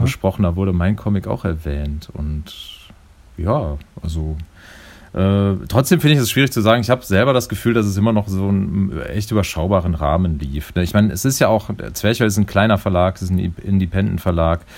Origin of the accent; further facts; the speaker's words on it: Neuss district, North Rhine-Westphalia, Germany; ich bin ja im Rheinland groß geworden. Also ich bin im, äh, komme aus dem Kreis Neuss